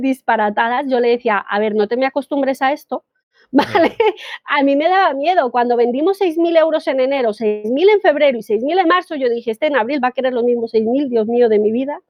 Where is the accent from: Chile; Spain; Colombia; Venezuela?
Colombia; yo soy colombiana